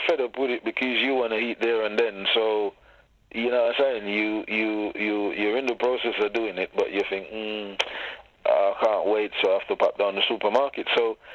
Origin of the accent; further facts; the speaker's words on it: Jamaica; moved away; I was born and bred in Jamaica, so... Growing our own food product and all of these things was the norm for us